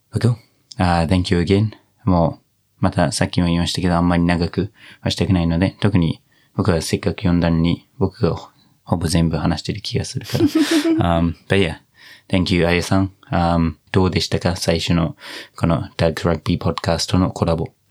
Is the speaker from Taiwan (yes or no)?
no; New Zealand; Japanese is a second language; now in Japan; ずっとニュージーランド育ち